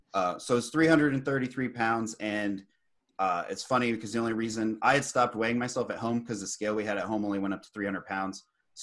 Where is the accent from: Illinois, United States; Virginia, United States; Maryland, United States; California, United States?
Virginia, United States; I'm from Virginia.